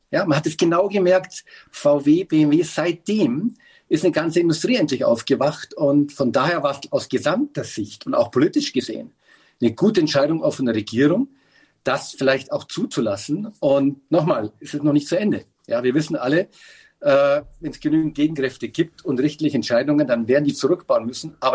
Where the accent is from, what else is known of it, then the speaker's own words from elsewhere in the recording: Bavaria, Germany; Äh, ich als Bayer durfte nicht in Sillertal auf, mein, auf meine Hütte und bin mit der Familie nach Hamburg.